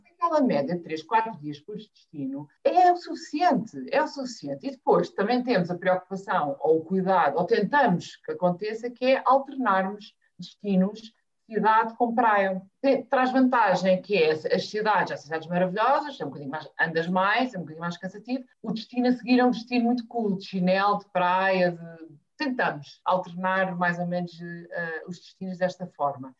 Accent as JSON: {"language": "Portuguese", "area": "São Miguel", "region": "Azores", "country": "Portugal", "tie": "born or raised there", "moved": "yes", "lives_now": "Lisbon, Portugal", "said": "sou açoriana, nascida na ilha de São Miguel"}